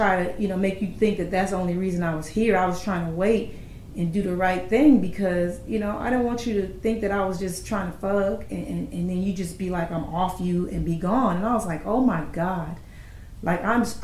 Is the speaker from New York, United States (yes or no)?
no; Los Angeles, California, United States; moved away; my hometown